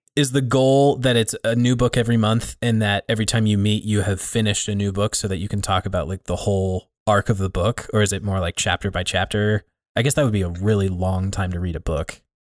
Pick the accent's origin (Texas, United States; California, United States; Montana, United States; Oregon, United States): Montana, United States; Billings; growing up in the area. There's a, there's a handful of churches here in the Billings area